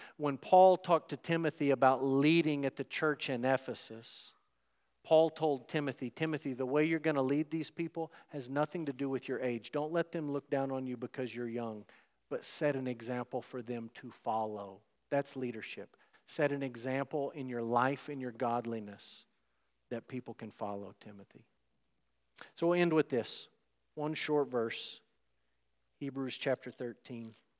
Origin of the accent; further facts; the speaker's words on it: United States; American Christians who live in the West in twenty twenty-four